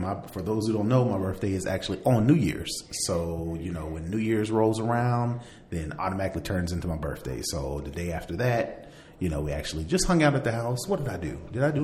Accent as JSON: {"language": "English", "region": "Indiana", "country": "United States", "said": "I'm from Indiana"}